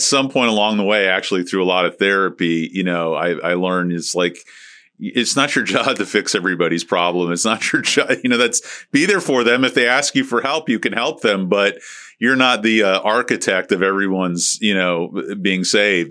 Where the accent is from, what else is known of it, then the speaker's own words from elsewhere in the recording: St. Petersburg, Florida, United States; Harold McCaslin who I grew up with over in Saint Pete